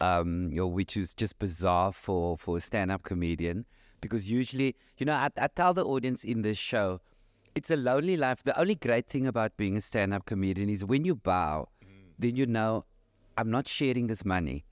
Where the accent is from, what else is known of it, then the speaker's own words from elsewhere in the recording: Cape Town, Western Cape, South Africa; I'm from Cape Town